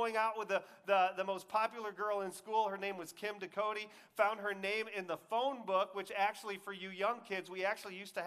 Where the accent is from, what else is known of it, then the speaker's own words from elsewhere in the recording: Texas, United States; I grew up in Texas, so we had the whole Friday Night Lights thing